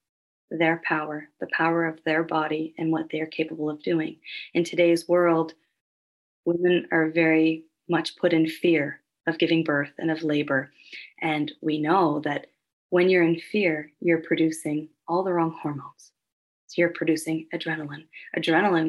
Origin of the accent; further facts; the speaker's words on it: Halifax, Nova Scotia, Canada; now in Calgary, Canada; I'm originally from Halifax, Nova Scotia, so that's where I was born and raised.